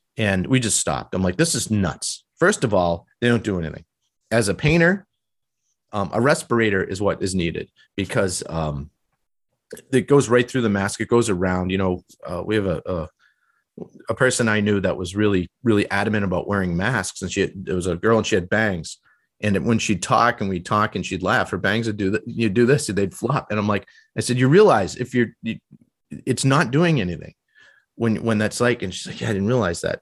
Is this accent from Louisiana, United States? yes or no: no; Massachusetts, United States; that's the way I was raised and in Massachusetts.